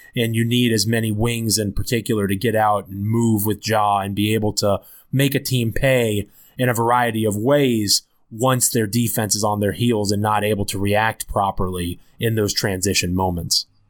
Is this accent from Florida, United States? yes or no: no; Washington, D.C. area / Northern Virginia, United States; also born or lived in Memphis, Tennessee; I'm from the Washington, D C area, so I'm back in Northern Virginia now, where I'm from